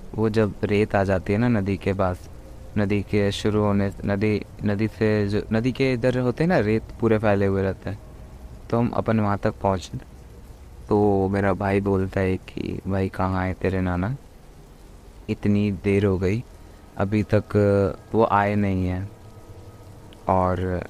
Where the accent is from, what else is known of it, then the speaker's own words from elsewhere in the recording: Deoghar, Jharkhand, India; मैं झारखंड देवगढ़ से हूँ